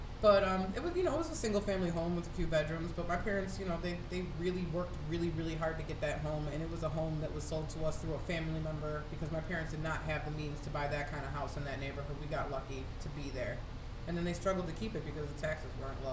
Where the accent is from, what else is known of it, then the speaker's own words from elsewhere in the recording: Buffalo, New York, United States; the first house I grew up in was in North Buffalo, close to Main and Hurdle area where Shoshone Park is.